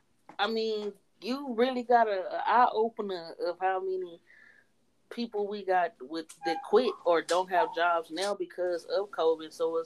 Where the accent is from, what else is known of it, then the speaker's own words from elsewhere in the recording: Texas, United States; we are from Texas. We're in Texas.